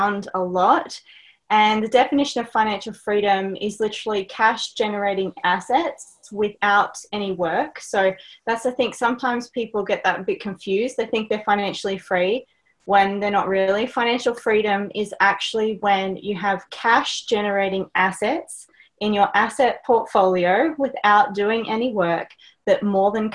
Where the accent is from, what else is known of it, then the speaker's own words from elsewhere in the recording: Australia; accent: Australian; my accent, I'm Australian